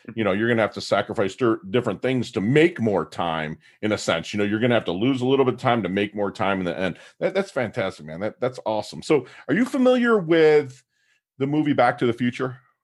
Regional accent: Detroit, Michigan, United States; now in Jupiter, Florida, United States; I'm from Detroit

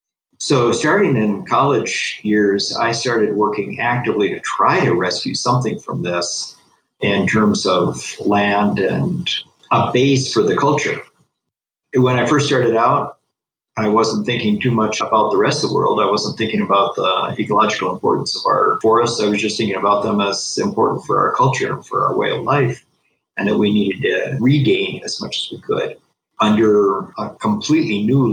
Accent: Amazon region, Ecuador; I am the son of missionaries who came to Ecuador in the 1950s, and I was born here in the Amazon headwaters and was raised within two different cultures

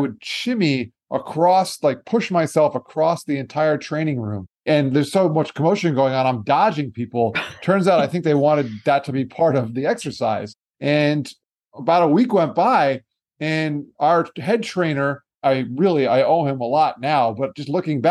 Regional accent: South Florida, United States; also born or lived in New York; I'm a New Yorker by birth, but I'm really a Floridian. Much different down here in South Florida than it is in New York

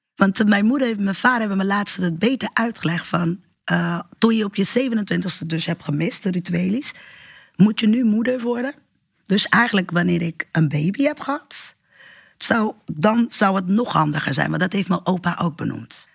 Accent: Portugal; now in Rotterdam, Netherlands; ik ben geboren in Portugal. Ik woon nu in Rotterdam.

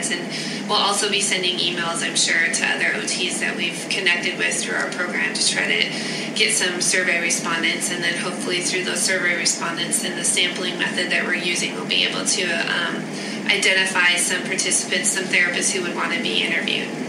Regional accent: Glendive, Montana, United States; I'm born and raised in Glendive, Montana.

